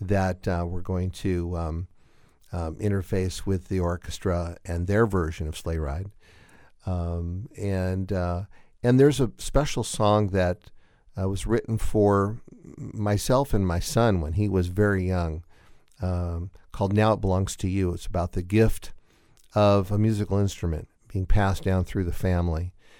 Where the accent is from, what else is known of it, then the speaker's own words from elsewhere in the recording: Seattle, Washington, United States; moved away; I was born and raised in Seattle